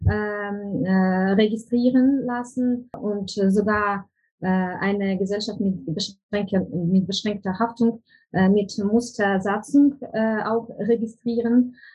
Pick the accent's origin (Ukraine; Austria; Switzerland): Ukraine; German is a second language; now in Germany; bei uns in der Ukraine